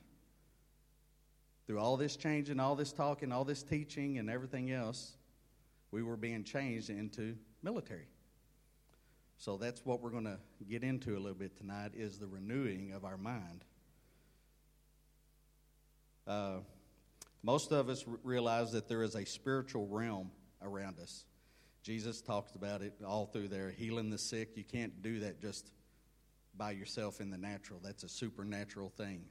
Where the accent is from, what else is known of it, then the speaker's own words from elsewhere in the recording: Oklahoma, United States; also born or lived in Texas; growing up in Oklahoma and Texas